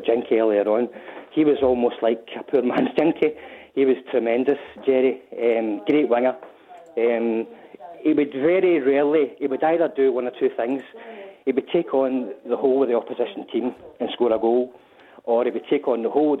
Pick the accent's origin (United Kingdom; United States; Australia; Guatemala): United Kingdom; Clydebank, Scotland; I was brought up in Mount Bow and Dartmuir, not far away from Clydebank